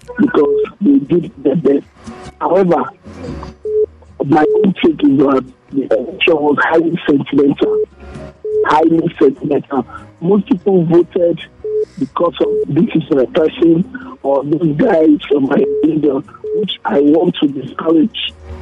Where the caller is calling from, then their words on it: Apata, Jos, Plateau, Nigeria; I'm calling from Jet Apata.